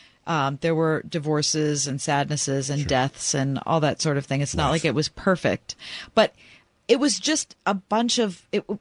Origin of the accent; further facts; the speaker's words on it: Pittsburgh, Pennsylvania, United States; We grew up in the North Hills of Pittsburgh. None of us had a whole lot of money, but we all lived in houses with our parents.